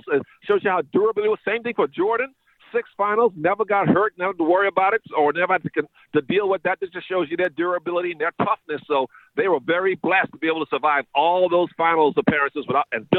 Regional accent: Bahamas; moved away; growing up in the Bahamas

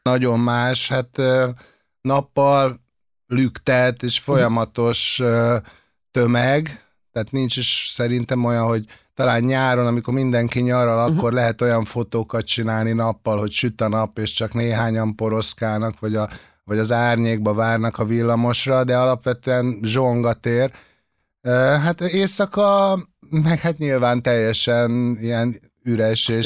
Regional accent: Budapest, Hungary; itt születtem a, a Kútvölgyibe

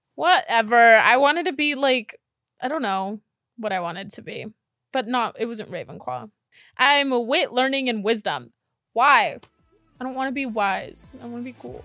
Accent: Miami, Florida, United States; moved away; also born or lived in Texas; I'm from Miami, so I know what hot is

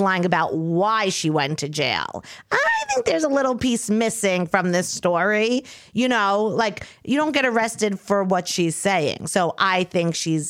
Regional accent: Long Island, New York, United States; now in New York City, United States; I'm from Long Island.

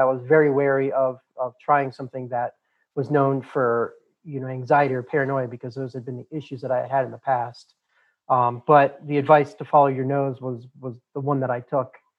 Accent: Boulder, Colorado, United States; The part of the country I'm I'm from, born and raised in Boulder, Colorado, is very liberal

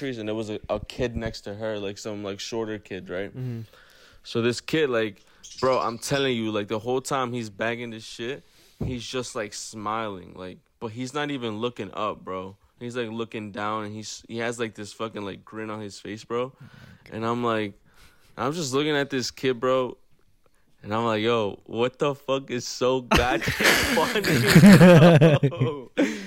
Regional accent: New York, United States; we're from New York.

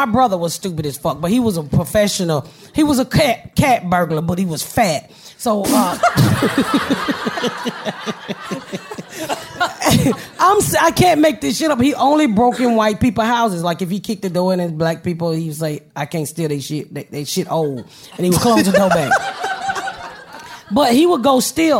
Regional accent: United States; I'm from the United States of America

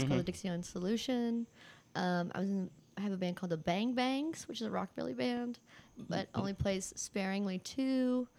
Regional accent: Mount Sterling, Kentucky, United States; also born or lived in West Virginia; I was born in West Virginia originally. My family's from West Virginia, but we moved to Mount Sterling, Kentucky when I was really young.

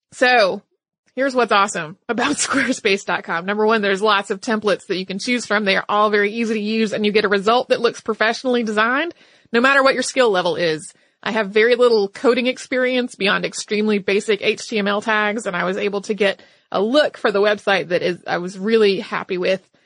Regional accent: North Carolina, United States; my home state, which is North Carolina

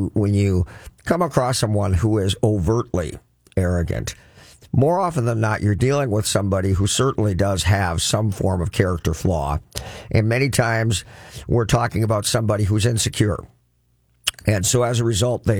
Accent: Crookston, Minnesota, United States; I grew up in Crookston, Minnesota, and that's flat farmland as far as you can see

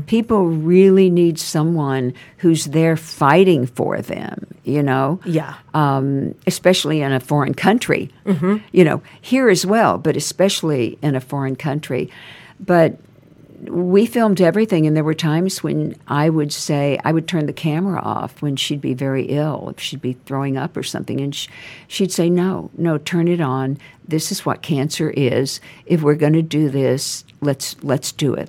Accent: Nacogdoches, Texas, United States; moved away as an adult; also born or lived in California / Houston, Texas / New York; I was raised there. I was raised in Nacogdoches and moved to Houston when I was older

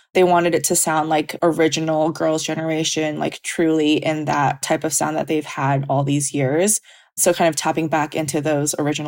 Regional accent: United States; growing up in America

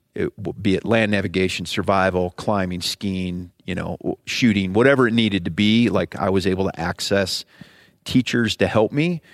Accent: Ohio, United States; moved away as an adult; I grew up in Ohio

